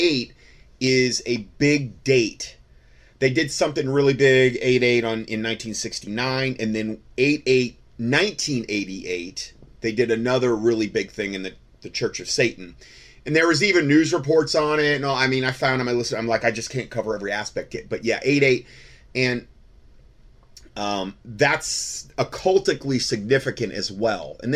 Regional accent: Southwest Florida, United States; growing up in Southwest Florida

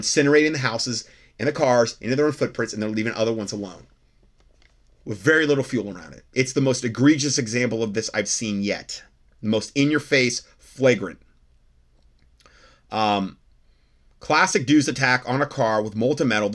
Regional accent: Cape Coral, Florida, United States; also born or lived in Ohio / Fort Myers, Florida; I grew up in Cape Coral, Florida, Southwest Florida

